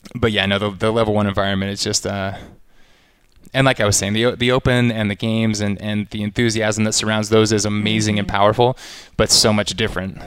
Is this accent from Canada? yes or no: no; Austin, Texas, United States; I grew up in Austin, Texas